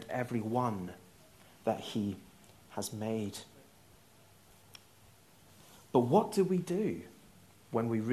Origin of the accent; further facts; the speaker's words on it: Northern Ireland, United Kingdom; I'm Northern Irish